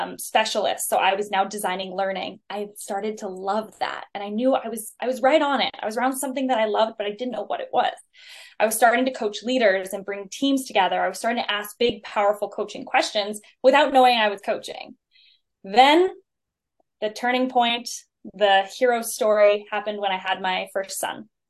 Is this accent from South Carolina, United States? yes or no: no; South Lake Tahoe, California, United States; I grew up in South Lake Tahoe in California, big skier mountain person.